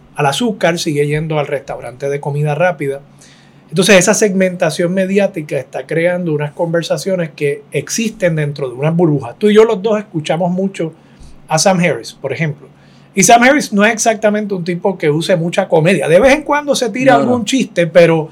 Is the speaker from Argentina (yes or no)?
no; Puerto Rico; una sociedad como la puertorriqueña